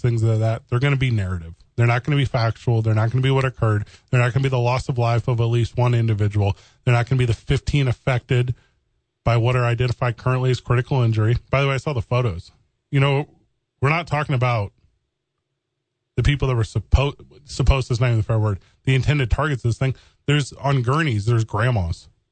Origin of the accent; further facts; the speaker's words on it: Missouri, United States; moved away; I'm from Missouri.